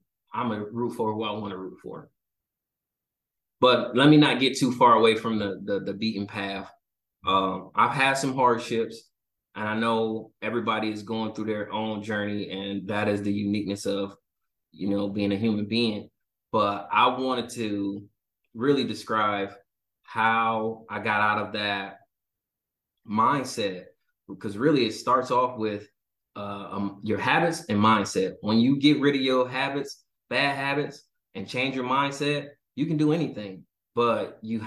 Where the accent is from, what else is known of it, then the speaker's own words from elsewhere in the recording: Detroit, Michigan, United States; moved away as an adult; also born or lived in Hawaii; So born and raised in Detroit, just a Detroit kid, man, East Sider rider